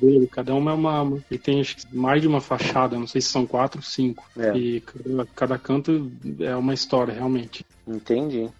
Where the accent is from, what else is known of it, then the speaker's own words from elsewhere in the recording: interior of São Paulo, Brazil; also born or lived in Ribeirão Preto; eu morava no interior de São Paulo, assim, eu nasci em São Paulo, fui com meus pais morar no interior